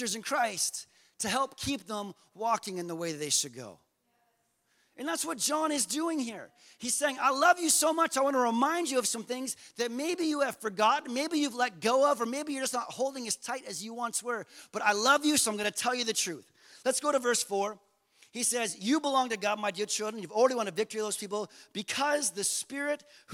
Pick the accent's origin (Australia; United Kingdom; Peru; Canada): Canada; we're so Canadian